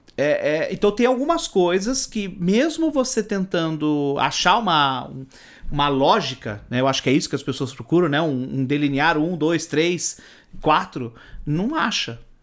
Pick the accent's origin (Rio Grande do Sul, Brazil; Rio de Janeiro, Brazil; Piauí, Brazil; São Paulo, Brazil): São Paulo, Brazil; Eu não sou de São Paulo, sou do interior